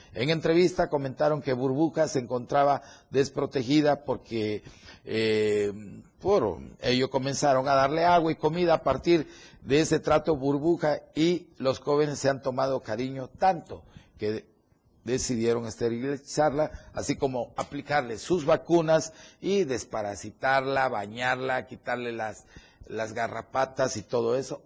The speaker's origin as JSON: {"language": "Spanish", "region": "Chiapas", "country": "Mexico", "said": "mi tierra chiapaneca, de México"}